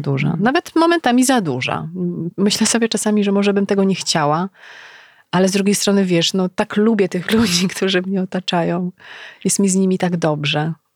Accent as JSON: {"language": "Polish", "town": "Legnica", "region": "Lower Silesian Voivodeship", "country": "Poland", "also_born_or_lived": "Wrocław", "moved": "as an adult"}